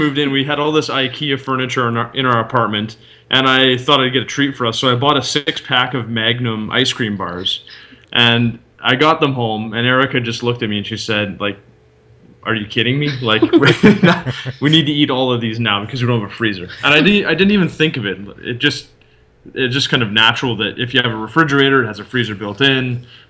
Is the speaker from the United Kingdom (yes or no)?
no; Canada; moved away as an adult; now in Netherlands; for me at least, being a Canadian